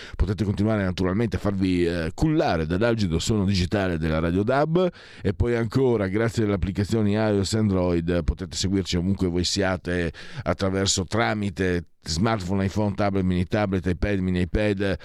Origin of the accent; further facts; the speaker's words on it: Friuli-Venezia Giulia, Italy; moved away; dalle mie parti